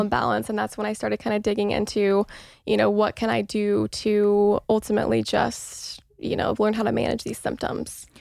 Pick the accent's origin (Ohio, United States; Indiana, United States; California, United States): Indiana, United States; Mooresville; moved away as an adult; now in Los Angeles, United States; I grew up in Mooresville, Indiana, which is a very small town